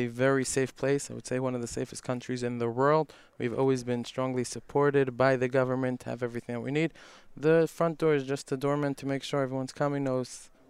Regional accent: New York City, New York, United States; moved away as an adult; also born or lived in Casablanca, Morocco; now in Dubai, United Arab Emirates; Yeah, so I'm from New York, from Brooklyn, New York, from Crown Heights. I moved here about 6 years ago.

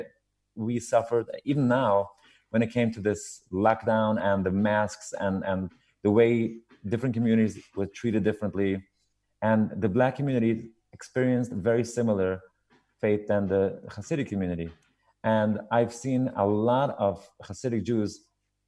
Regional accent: New York City, New York, United States; I grew up in Williamsburg

